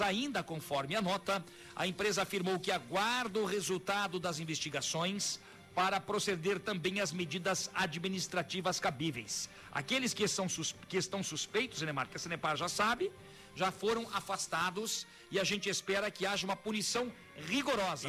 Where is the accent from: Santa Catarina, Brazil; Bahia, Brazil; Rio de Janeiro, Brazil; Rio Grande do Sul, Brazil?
Santa Catarina, Brazil; Joinville; moved away; Joinville, minha terra natal